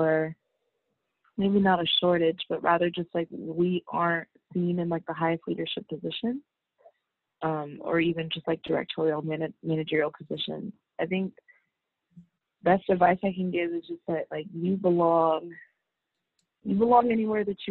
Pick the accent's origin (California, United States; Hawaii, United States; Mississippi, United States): California, United States; Bay Area; I'm from the Bay Area